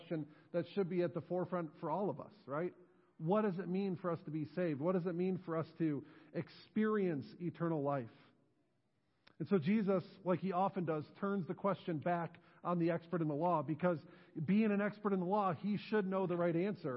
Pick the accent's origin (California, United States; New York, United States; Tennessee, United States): New York, United States; Western; moved away as an adult; now in New Knoxville, United States; I grew up in Western New York, was born, raised there, graduated from high school there before going off to college and eventually finding my way here to New Knoxville.